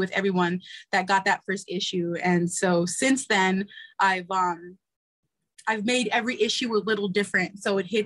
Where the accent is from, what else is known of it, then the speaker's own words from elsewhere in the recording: United States; I'm born American citizen here. My mother came, I'm first generation